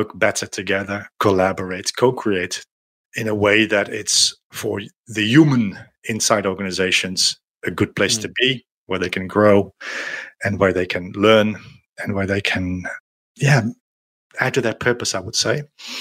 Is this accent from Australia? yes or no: no; Netherlands; moved away as an adult; now in France